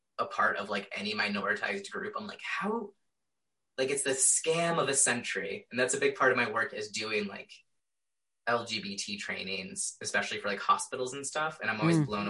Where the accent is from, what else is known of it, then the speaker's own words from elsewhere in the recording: Indiana, United States; I was straight up taught growing up in Indiana